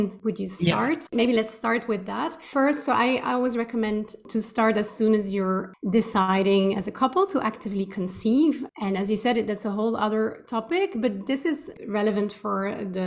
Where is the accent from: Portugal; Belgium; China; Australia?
Belgium; moved away as an adult; also born or lived in Switzerland; now in Amsterdam, Netherlands; I'm Belgian. I've left my home country a long time ago, about 13 years ago.